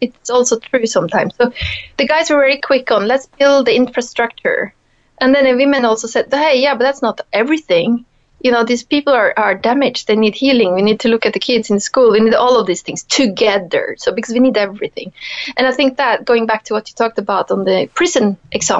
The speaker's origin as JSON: {"language": "English", "country": "Norway", "tie": "born or raised there", "also_born_or_lived": "Italy", "moved": "as an adult", "said": "growing up in Norway"}